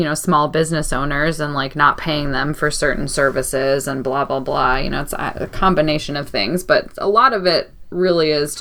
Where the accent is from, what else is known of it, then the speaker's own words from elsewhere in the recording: Chicago, Illinois, United States; moved away; also born or lived in New Mexico; I'm from Chicago